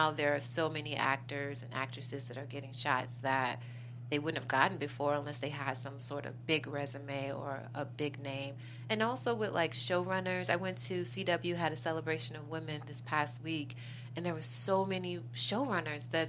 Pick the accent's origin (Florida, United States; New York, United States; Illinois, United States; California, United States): Illinois, United States; Chicago; I'm originally from Chicago.